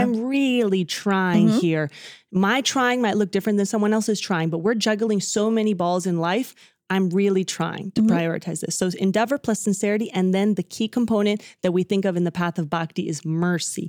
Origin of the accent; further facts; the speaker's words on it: Dallas, Texas, United States; first language Spanish; I was born in Dallas, Texas, even though my parents are both from Argentina.